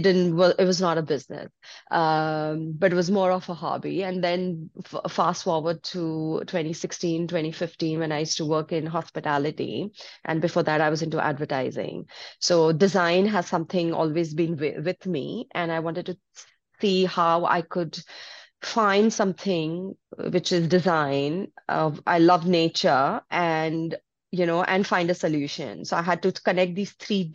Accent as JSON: {"language": "English", "country": "India", "tie": "born or raised there", "also_born_or_lived": "Dubai / Singapore", "moved": "as an adult", "lives_now": "Sydney, Australia", "said": "I was born in India, but I have been living in out of India for the last 20 years, and I have lived in Dubai, I've lived in Singapore"}